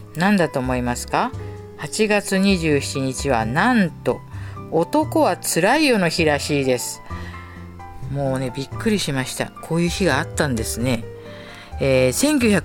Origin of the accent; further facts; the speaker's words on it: Tokyo, Japan; 下町でね生まれ育ちました